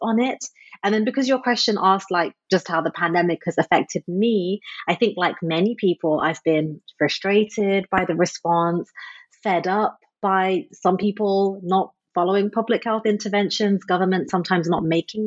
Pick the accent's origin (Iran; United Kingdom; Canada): United Kingdom; Midlands; I was born and raised in England. I was brought up in a very tight-knit conservative immigrant community in the middle of the UK, literally in a part called the Midlands.